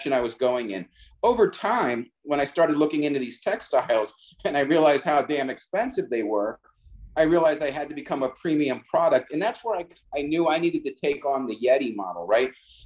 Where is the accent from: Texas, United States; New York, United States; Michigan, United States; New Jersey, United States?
New Jersey, United States; I'm from from New Jersey